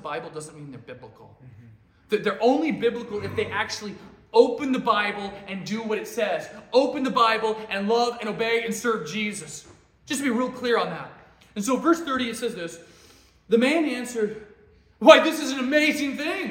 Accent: Alaska, United States; now in Lynchburg, United States; I'm from Alaska

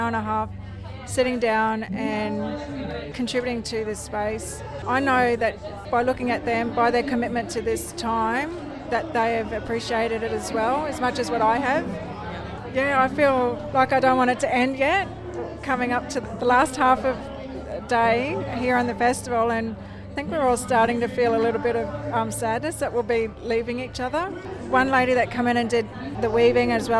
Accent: Minjerribah, North Stradbroke Island, Queensland, Australia; I'm from Minjiriba, North Stradbroke Island

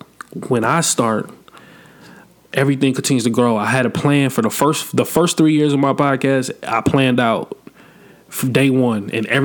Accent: Atlanta, Georgia, United States; It's not like I live in Atlanta. I've been born and raised in Atlanta, bro.

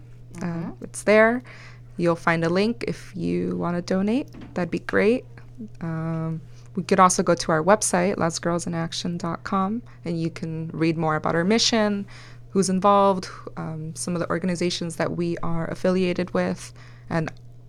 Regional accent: El Salvador; first language Spanish; English is a second language; also born or lived in United States; I was born here, yes, but I grew up in El Salvador for about 2-3 years, so Spanish was my first language, and I had to learn how to speak English here, which was tough.

